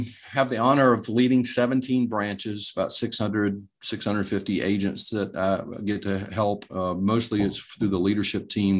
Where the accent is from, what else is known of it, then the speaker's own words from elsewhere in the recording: Greensboro, North Carolina, United States; But every Thursday, now I grew up in the Greensboro market.